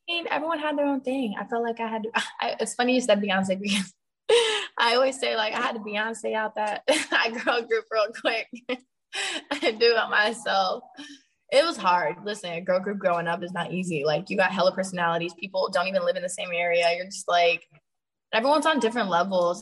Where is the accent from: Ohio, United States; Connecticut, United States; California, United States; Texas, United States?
California, United States; Sacramento / San Francisco; performing in Sacramento and in San Francisco is lit because that's like half my hometown